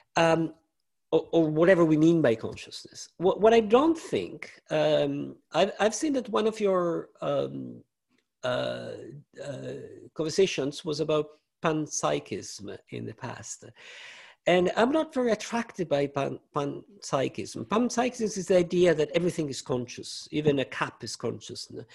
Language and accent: English; Italy; I grew up in Italy